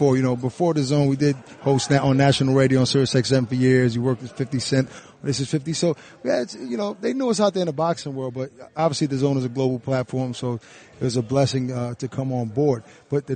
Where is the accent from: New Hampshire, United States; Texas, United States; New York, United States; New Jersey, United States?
New York, United States; New York City; moved away as an adult; now in Jersey City, United States; We're both from Brooklyn